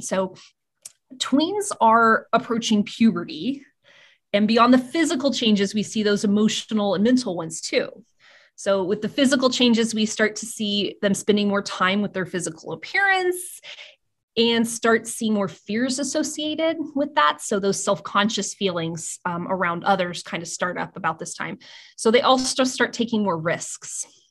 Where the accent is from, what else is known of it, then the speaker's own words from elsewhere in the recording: Eskridge, Kansas, United States; also born or lived in Great Bend, Kansas; my hometown library that I grew up with since I moved to my small town of Eskridge, Kansas when I was, like, five